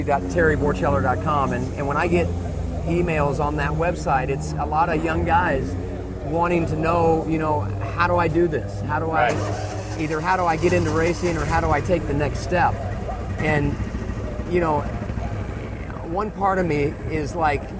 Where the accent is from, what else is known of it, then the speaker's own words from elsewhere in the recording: United States; being an American guy